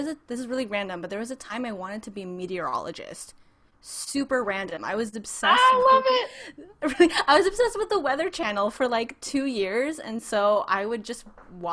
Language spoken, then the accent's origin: English; San Francisco Bay Area, California, United States; moved away as an adult; now in Orange County, United States; I'm actually originally from the San Francisco Bay Area. I grew up there and decided to move down to SoCal to go to Biola University